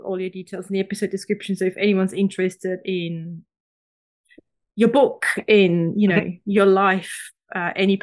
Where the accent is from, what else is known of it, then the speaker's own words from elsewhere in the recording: Switzerland; moved away; I'm from Switzerland originally